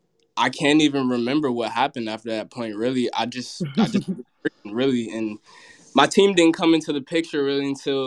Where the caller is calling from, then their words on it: Atlanta, Georgia, United States; Atlanta, Georgia.